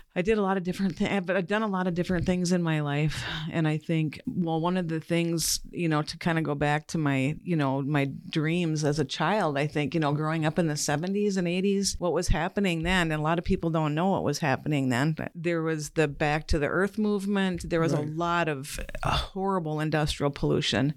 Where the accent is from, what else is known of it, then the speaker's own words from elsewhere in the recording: River Falls, Wisconsin, United States; also born or lived in Stillwater, Minnesota / Ashland, Wisconsin / Eau Claire, Wisconsin / Duluth, Minnesota; we moved from Stillwater to um, the River Falls area when I was in third grade. So I most I most spent most of my school years in River Falls.